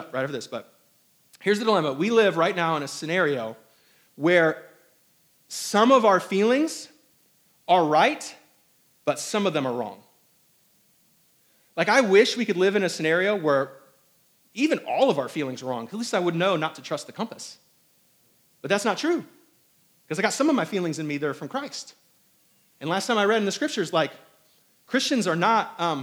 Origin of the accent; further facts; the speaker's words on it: Indiana, United States; also born or lived in Hong Kong / New York / Albany, New York; now in South Carolina, United States; I was raised in Indiana.